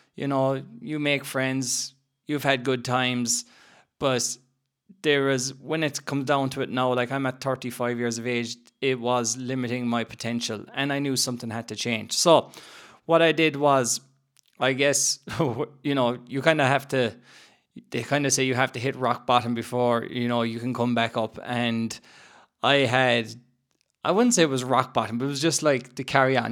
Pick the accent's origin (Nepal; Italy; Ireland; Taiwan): Ireland; growing up in Ireland